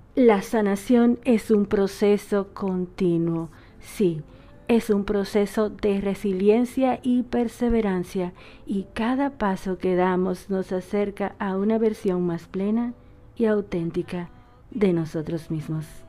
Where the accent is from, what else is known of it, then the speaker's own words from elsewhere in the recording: Dominican Republic; now in Argentina; una dominicana por esta RSS Radio